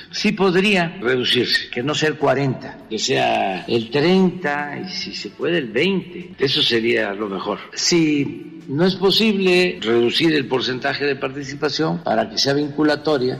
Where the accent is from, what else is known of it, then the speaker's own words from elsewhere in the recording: Tepetitán, Tabasco, Mexico; moved away; en mi pueblo, en Tepetitán